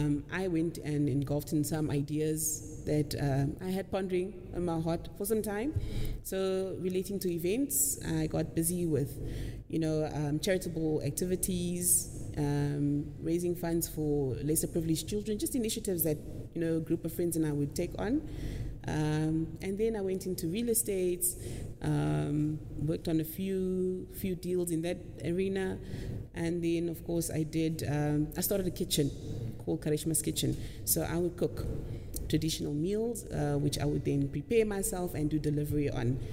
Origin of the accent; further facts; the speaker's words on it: Windhoek, Khomas, Namibia; moved away as an adult; also born or lived in Oranjemund, Namibia; now in Ongwediva, Namibia; I am from Windhoek. I lived there for most of my life. I was born in Oranjemund.